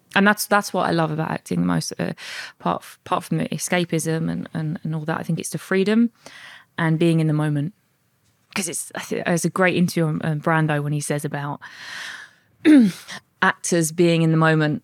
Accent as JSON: {"language": "English", "town": "Bexleyheath", "region": "London", "country": "United Kingdom", "tie": "born or raised there", "said": "I was born and raised in South East London, Bexley Heath"}